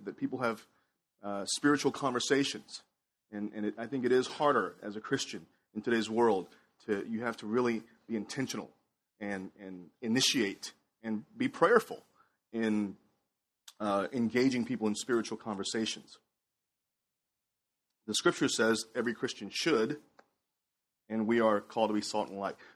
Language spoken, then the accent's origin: English; Houston, Texas, United States; also born or lived in Shanghai, China; I moved here to Houston from Shanghai, China at the age of 7.